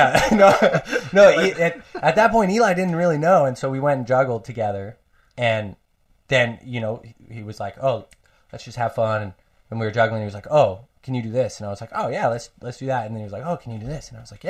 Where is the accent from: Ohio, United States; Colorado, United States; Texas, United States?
Colorado, United States; moved away as an adult; also born or lived in Arcata, California; I grew up in Colorado.